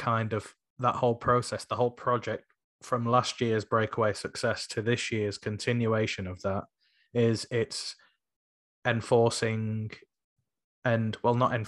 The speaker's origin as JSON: {"language": "English", "town": "Sheffield", "region": "Yorkshire and the Humber", "country": "United Kingdom"}